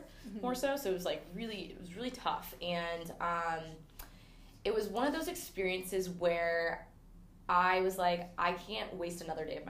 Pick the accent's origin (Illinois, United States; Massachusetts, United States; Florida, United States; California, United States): California, United States; also born or lived in Texas; now in New York, United States; I grew up in California, so I started in California